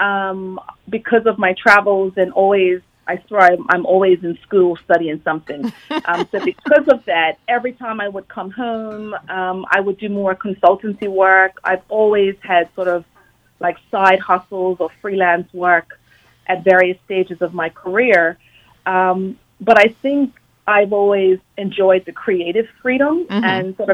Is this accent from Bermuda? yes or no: yes; Bermuda; moved away as an adult; I grew up in Bermuda, but I left at 18, and I've lived in several different countries ever since.